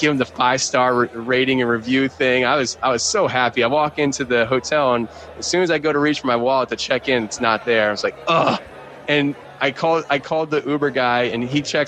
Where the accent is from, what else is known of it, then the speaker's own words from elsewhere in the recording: Philadelphia, Pennsylvania, United States; I'm from Philly